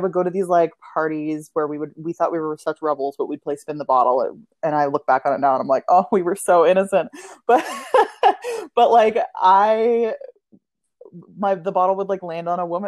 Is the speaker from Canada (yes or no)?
yes; Ottawa, Ontario, Canada; also born or lived in Kitchener, Ontario; I grew up in Ottawa, Canada's capital.